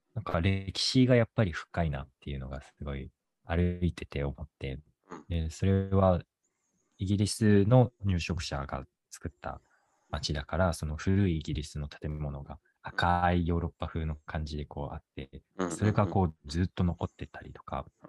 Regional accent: Tokyo, Japan; moved away as an adult; now in Boston, United States; 東京で生まれ育ったから結構何でも徒歩圏内っていうのに慣れてた

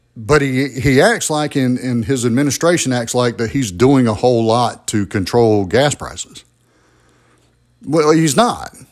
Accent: Albany, Georgia, United States; I was born and raised in Albany, Georgia.

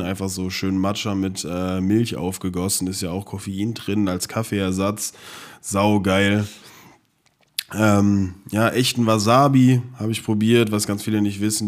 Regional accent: Frankfurt, Hesse, Germany; wir kommen aus Frankfurt

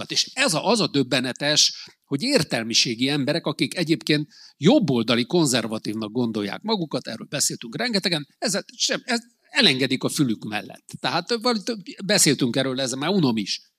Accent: Hungary; De most viszont az a helyzet van, hogy ö, magyarként is, apák, apaként is, nagyapaként is teljesen be vagyok tojva

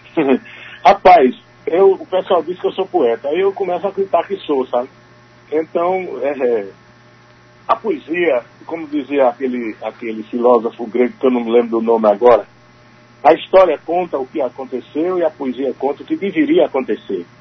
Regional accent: Sertão, Northeast Region, Brazil; eu sou sertanejo

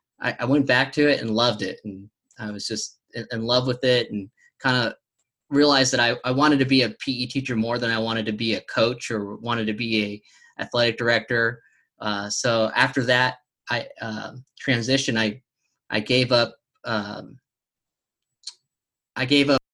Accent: California, United States; now in Tennessee, United States; I'm originally from California

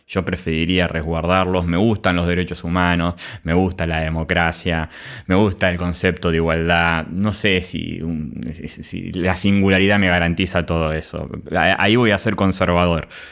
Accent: Argentina; como argentinos nosotros

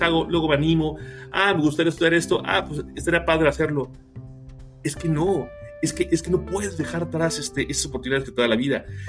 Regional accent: Mexico

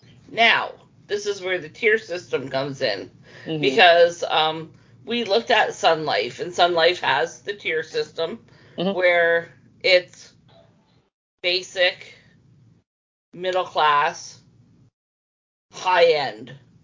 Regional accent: Canada; as a Canadian

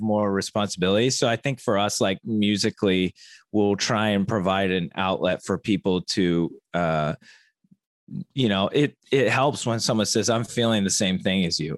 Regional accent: Dayton, Ohio, United States; i was born and raised in dayton ohio

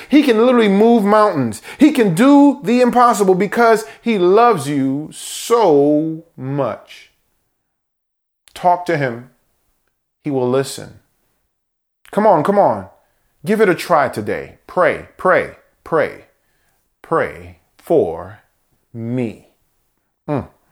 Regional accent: United States; born in America, first American born in our family

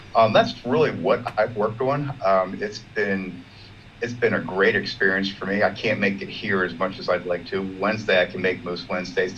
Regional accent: Baltimore, Maryland, United States; I am from Baltimore, Maryland, in the United States.

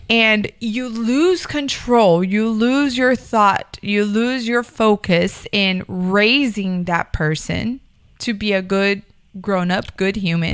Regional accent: Miami, Florida, United States; I grew up in Miami

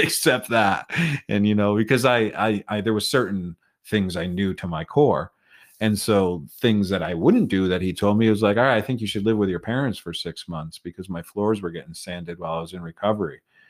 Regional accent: Connecticut, United States; moved away; The high school just started a team that year in my hometown, where I went to a private school

